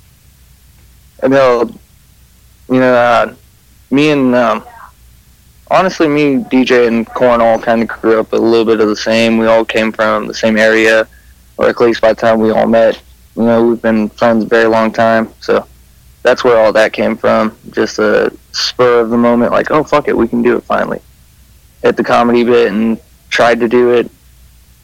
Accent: California, United States; I'm actually from the same shitty town that we talk about, him in California

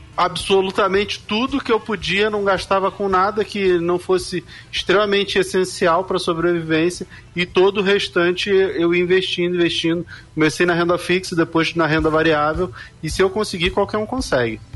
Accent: Rio de Janeiro, Brazil; Eu nasci muito pobre, numa região carente do Rio de Janeiro. Eu sou lá do bairro do Rio Comprido

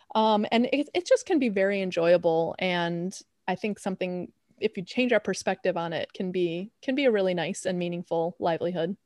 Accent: Chicago, Illinois, United States; I'm from Chicago.

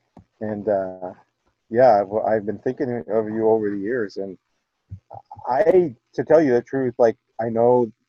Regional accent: Penobscot Nation, Maine, United States; I'm from the Penobscot Nation

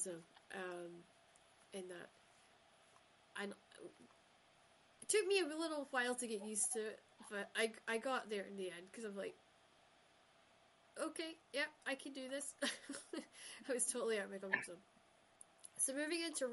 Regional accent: Shetland, Scotland, United Kingdom; I grew up in Shetland where everybody said, hey, how are you doing

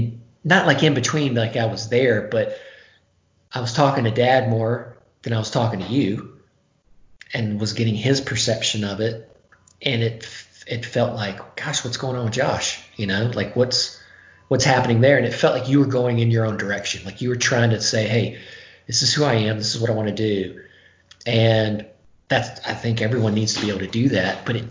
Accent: the South, United States; particularly growing up in the South.

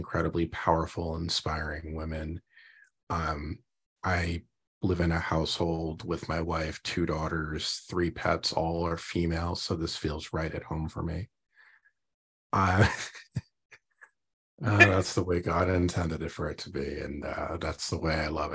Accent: New Jersey, United States; Growing up in Jersey, in a Jewish household

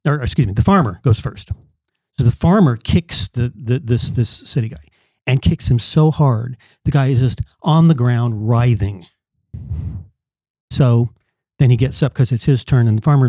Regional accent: California, United States; now in Kentucky, United States; I came from California out to Kentucky.

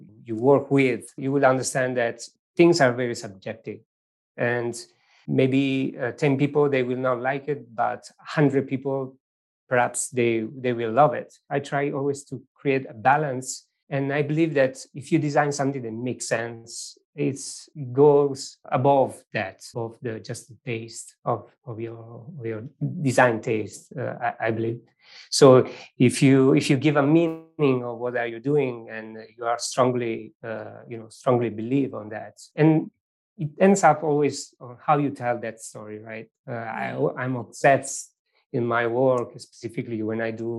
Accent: Venosa, Basilicata, Italy; English is a second language; moved away; I born in a very small village in southern Italy

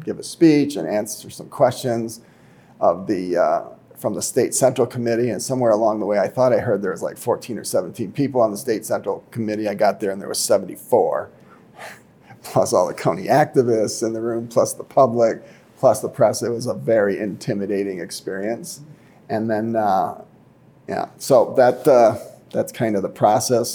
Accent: Fort Atkinson, Wisconsin, United States; also born or lived in Saint Louis, Missouri / Michigan; I was born in Saint Louis, Missouri. I grew up in Fort Atkinson, Wisconsin

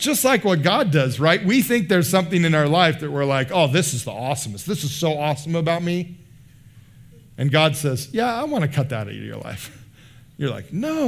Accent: United States

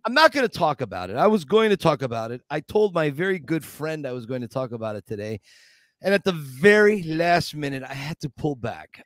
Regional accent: Scranton, Pennsylvania, United States; moved away; Scranton, Pennsylvania. This is my hometown, Scranton

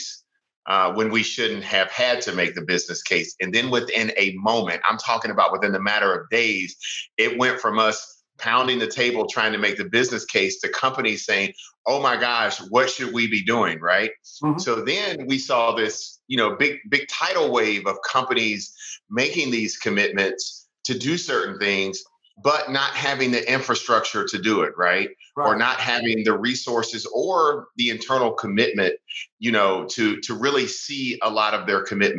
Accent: the South, United States; also born or lived in South Carolina; now in Atlanta, United States; I'm a Southerner. I was born here in the South

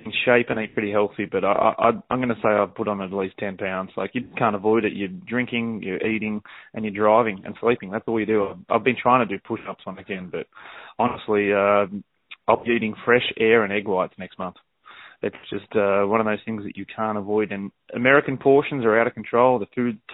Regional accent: Australia; accent: Australian; moved away as an adult; now in United States; This is my 5th year living in America, and I still can't order McDonald's with my Australian accent

